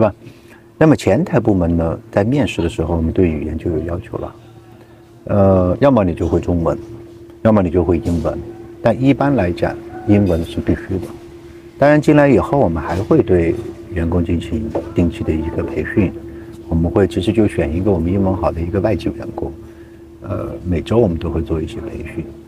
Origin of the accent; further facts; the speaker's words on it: China; moved away as an adult; also born or lived in Canada; now in Luang Prabang, Laos; 我们中国人知道老挝的人不多